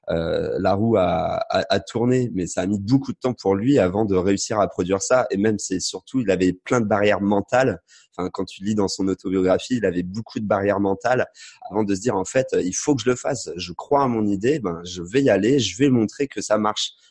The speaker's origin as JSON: {"language": "French", "country": "France", "said": "je suis français, j'ai un passeport français. Je suis issu d'une famille euh, classique. Enfin, je suis pas pauvre, mais je suis pas riche non plus."}